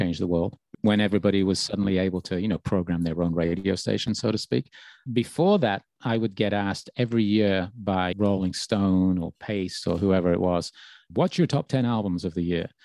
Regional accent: Birmingham, West Midlands, United Kingdom; moved away; my hometown

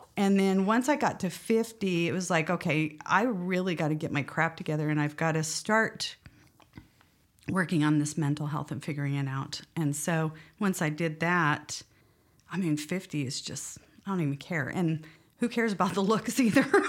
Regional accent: West Valley City, Utah, United States; also born or lived in Montrose, Colorado; I was born in, uh, in Montrose, Colorado, um, but as a small child moved out here to Utah with my family and grew up mainly in the Kearns, West Valley area

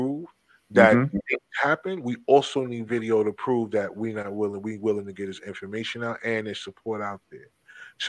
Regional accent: New Jersey, United States; I'm from Jersey.

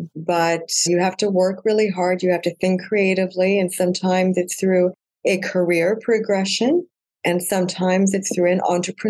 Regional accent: Alberta, Canada; born there; also born or lived in Prince George / Lower Mainland; Since 1984. I lived in Prince George for 10 years, but I was born in Alberta.

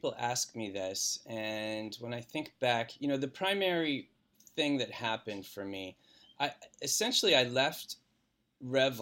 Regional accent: outside of Philadelphia, Pennsylvania, United States; moved away as an adult; also born or lived in Michigan; I grew up in Pennsylvania, outside of Philadelphia

